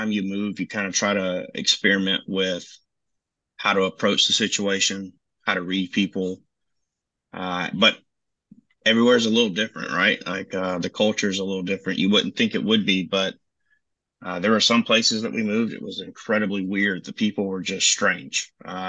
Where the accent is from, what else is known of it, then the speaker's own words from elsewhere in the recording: Channelview, Texas, United States; also born or lived in Hattiesburg, Mississippi; And we kind of bounced around a lot in between Mississippi and Texas. Let's see. So I lived there till I was about seven, and then I lived in Channelview, Texa